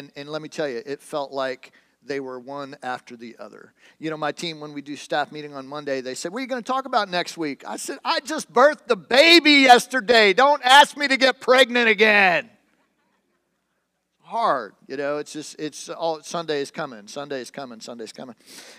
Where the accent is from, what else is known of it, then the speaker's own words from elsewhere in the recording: Michigan, United States; also born or lived in Western North Carolina; I grew up in Michigan.